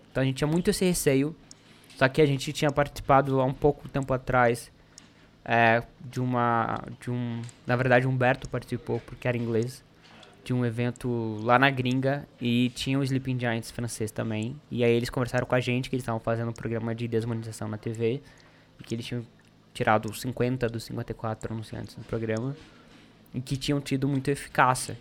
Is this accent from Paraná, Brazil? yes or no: yes; Ponta Grossa, Paraná, Brazil; moved away; eu sou do Paraná